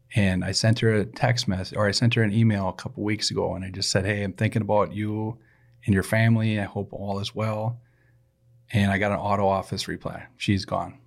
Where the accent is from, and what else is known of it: Saint Paul, Minnesota, United States; born or raised there